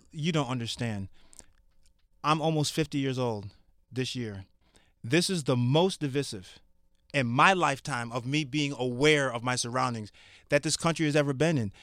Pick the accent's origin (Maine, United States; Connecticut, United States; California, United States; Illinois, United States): Connecticut, United States; I'm from Connecticut.